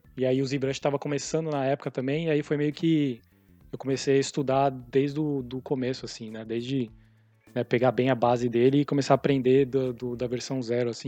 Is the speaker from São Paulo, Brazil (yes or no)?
yes; São Paulo, Brazil; moved away as an adult; also born or lived in Canada / San Diego, California; now in California, United States; sou de São Paulo